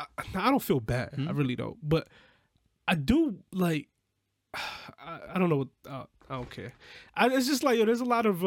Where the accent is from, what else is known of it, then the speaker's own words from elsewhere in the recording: New York, United States; I grew up in New York.